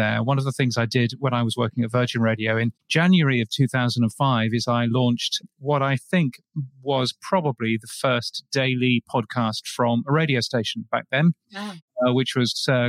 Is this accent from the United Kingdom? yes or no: yes; United Kingdom; accent: British; moved away as an adult; also born or lived in north of England / London; now in Brisbane, Australia; my ridiculous British accent